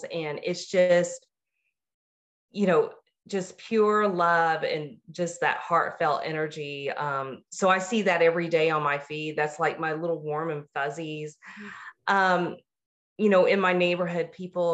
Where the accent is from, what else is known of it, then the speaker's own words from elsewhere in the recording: the South, United States; I'm a girl from the South